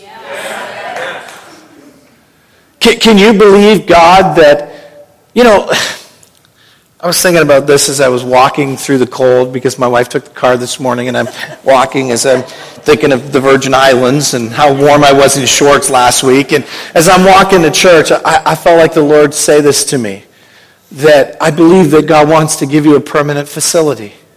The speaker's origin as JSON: {"language": "English", "country": "Canada", "lives_now": "Hamilton, Canada", "said": "I'm from Canada"}